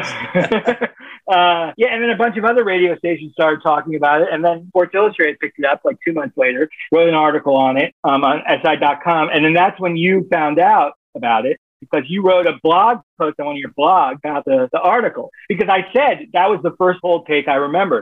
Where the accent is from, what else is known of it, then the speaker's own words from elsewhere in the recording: Miami, Florida, United States; Born and raised in Miami